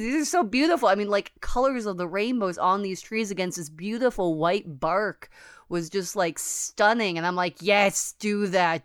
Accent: United States; I'm American

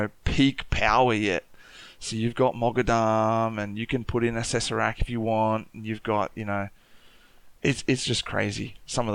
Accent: Newcastle, New South Wales, Australia; born there; also born or lived in Papua New Guinea; I was born in Awabakal Land up in Newcastle, and spent a lot of time in different countries around Australia and also overseas, and lived in Papua New Guinea for a bit.

